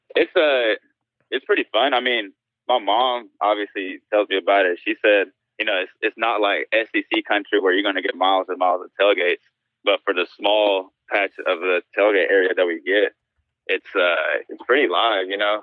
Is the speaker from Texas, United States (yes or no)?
no; Spartanburg, South Carolina, United States; also born or lived in Spain; I was born, I was born in Spain and, and I grew up in South Carolina